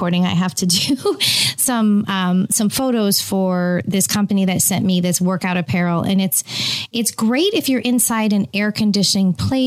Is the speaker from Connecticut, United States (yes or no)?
no; Walnut Creek, California, United States; now in Tampa, United States; We were actually born in the same hospital in Walnut Creek, California.